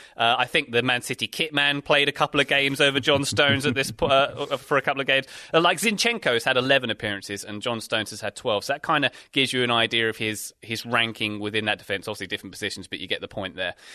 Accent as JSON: {"language": "English", "country": "United Kingdom", "said": "being British"}